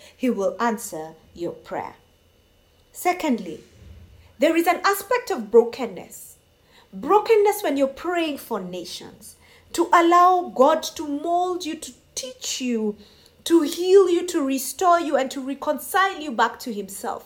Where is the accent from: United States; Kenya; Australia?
Kenya; I come from Kenya and I do take time to pray for my nation